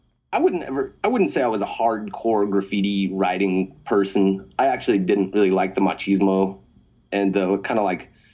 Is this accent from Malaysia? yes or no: no; Albuquerque, New Mexico, United States; moved away as an adult; I grew up in Albuquerque from ages 0 to 18